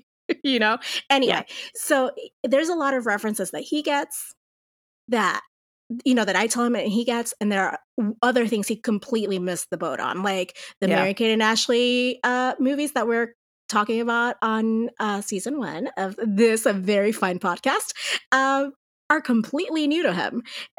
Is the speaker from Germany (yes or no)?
no; Puerto Rico; moved away as an adult; now in New Mexico, United States; But as you said, I grew up in Puerto Rico. I actually lived in Puerto Rico up until I was 24 years old. And then I moved to New Mexico to do my master's degree in literature.